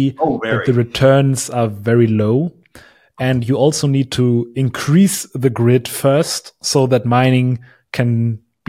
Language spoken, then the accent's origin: English; Germany; accent: German; English is a second language; moved away as an adult; now in Berlin, Germany; I was in my hometown, a small town near Hamburg